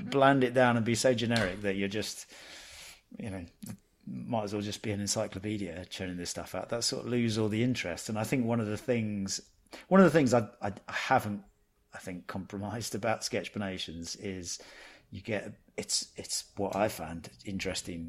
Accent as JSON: {"language": "English", "region": "England", "country": "United Kingdom", "also_born_or_lived": "London", "said": "I'm from England, I live in London"}